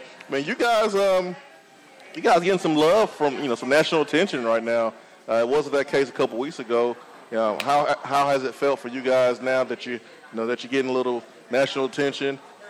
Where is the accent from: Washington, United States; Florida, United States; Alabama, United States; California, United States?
Alabama, United States; I'm from Alabama